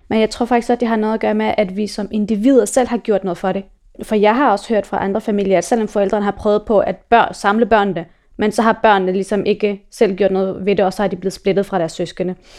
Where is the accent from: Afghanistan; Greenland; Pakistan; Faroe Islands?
Afghanistan; now in Denmark; mig og min mor, vi er fra Afghanistan